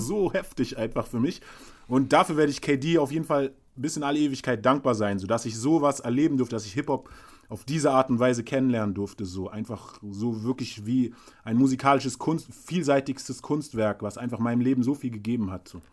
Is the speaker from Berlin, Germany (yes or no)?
yes; Berlin, Germany; als Berliner Hustler